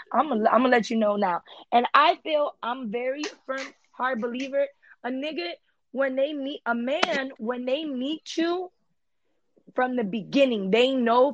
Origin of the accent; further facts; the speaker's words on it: Miami Beach, Florida, United States; English is a second language; I was born in Miami Beach.